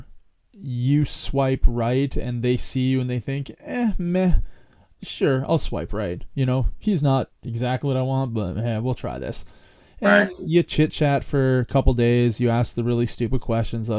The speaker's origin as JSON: {"language": "English", "country": "Canada", "said": "me as a Canadian"}